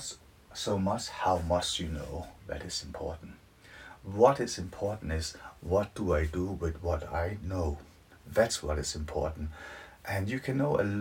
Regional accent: Denmark; moved away as an adult; now in United Kingdom; Originally, I'm from Denmark, but I have lived in the UK for nearly 30 years now.

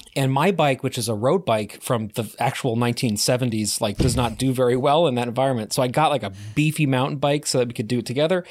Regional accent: Connecticut, United States; born or raised there

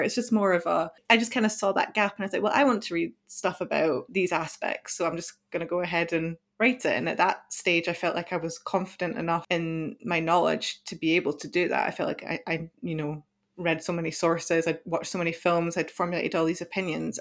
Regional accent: Scotland, United Kingdom; I'm European myself, I'm Scottish

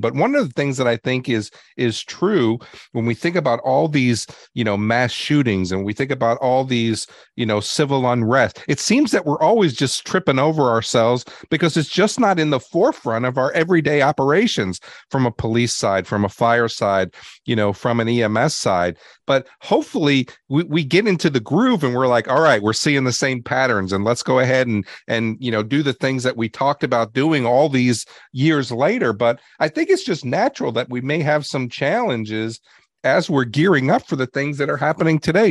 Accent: New York City, New York, United States; I grew up in New York City

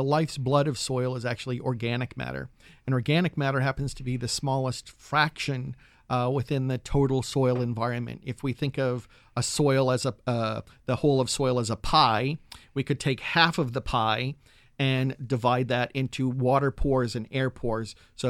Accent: Massachusetts, United States; In my home state of Massachusetts, they are now looking at all organic matter not to go into landfills, but to be composted.

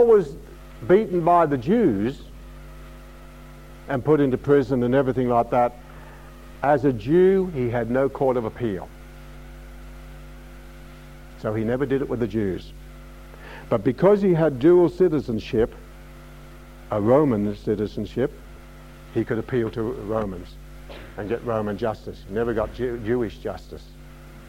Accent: Australia; being an Australian

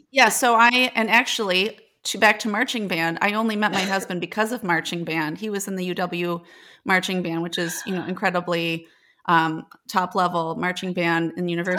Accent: Janesville, Wisconsin, United States; So I'm originally from Janesville, Wisconsin

